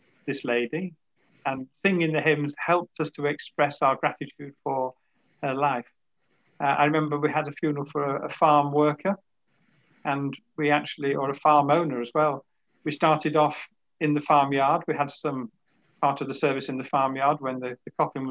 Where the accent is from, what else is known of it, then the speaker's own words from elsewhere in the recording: Yorkshire and the Humber, United Kingdom; I'm from Yorkshire